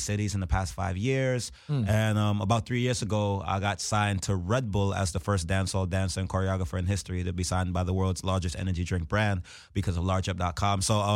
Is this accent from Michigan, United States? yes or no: no; Brooklyn, New York, United States; I was born in Brooklyn, but my parents are West Indian.